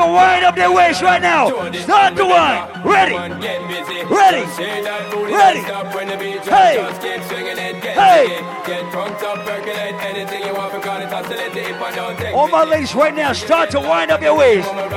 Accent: United States; I am from America.

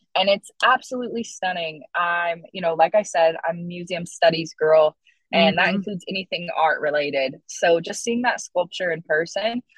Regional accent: Wright City, Oklahoma, United States; moved away as an adult; also born or lived in Ireland; I grew up in Wright City, and I think that I was very firmly rooted in being Choctaw

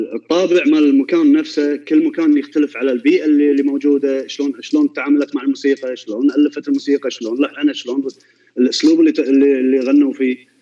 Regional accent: Kuwait; عندنا بالكويت

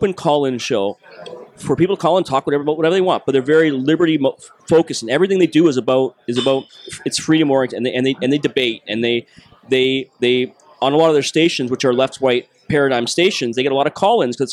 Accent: Toronto, Ontario, Canada; accent: Canadian; I'm Canadian. I'm from Toronto.

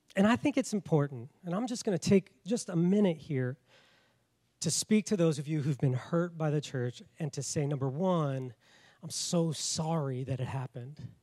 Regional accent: Washington, United States; accent: north; moved away as an adult; also born or lived in Colorado Springs, Colorado / Tulsa, Oklahoma; now in South Carolina, United States; I was from Washington. I I sound very north

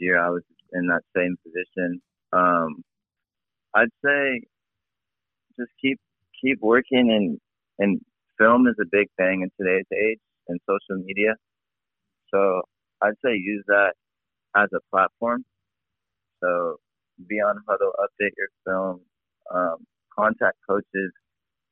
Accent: San Diego, California, United States; growing up in San Diego

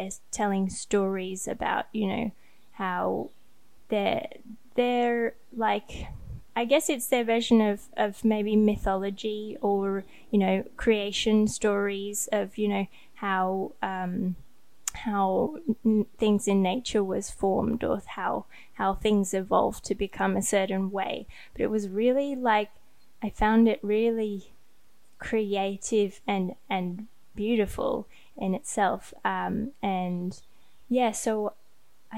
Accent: Sydney, New South Wales, Australia; also born or lived in Thailand; I grew up in Sydney, which is like, it's like, you know, the one of the biggest cities in Australia

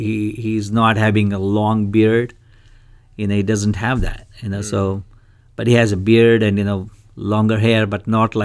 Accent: Karnataka, India; I'm from Karnataka state.

